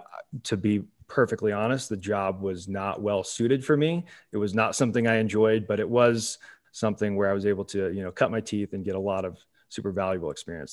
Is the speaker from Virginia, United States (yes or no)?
no; Salem, Oregon, United States; So I grew up in Salem, Oregon, which is on more people's radars than it has been in the past because of the wildfires that are going on up there.